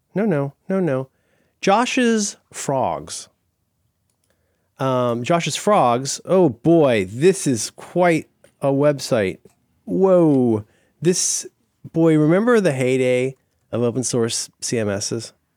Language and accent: English; Florida, United States; I grew up in Florida